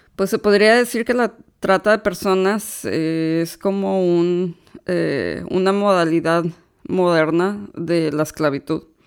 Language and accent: Spanish; Monterrey, Nuevo León, Mexico; now in United States; Yo soy originaria de Monterrey, Nuevo León, aunque actualmente radico en los Estados Unidos